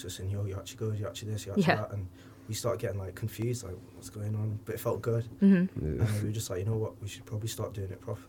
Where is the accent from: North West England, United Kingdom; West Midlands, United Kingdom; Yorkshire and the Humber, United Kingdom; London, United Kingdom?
North West England, United Kingdom; Cheshire; I'm 20, and I'm from Cheshire, just below Manchester.